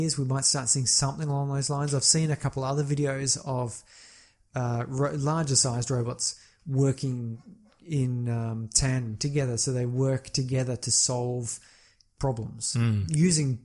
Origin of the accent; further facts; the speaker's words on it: Australia; We're Australian